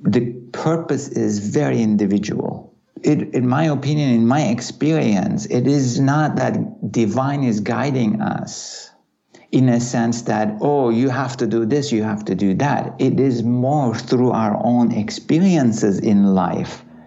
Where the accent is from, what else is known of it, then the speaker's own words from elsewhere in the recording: Turkey; Growing up in Turkey